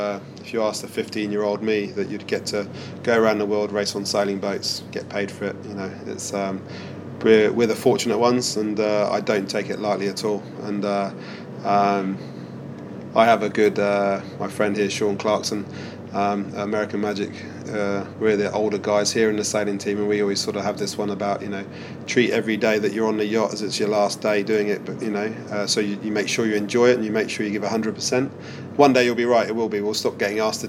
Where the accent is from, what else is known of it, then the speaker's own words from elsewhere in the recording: Weymouth, South West England, United Kingdom; now in New Zealand; We did all our youth sailing would be in Portland or Weymouth as kids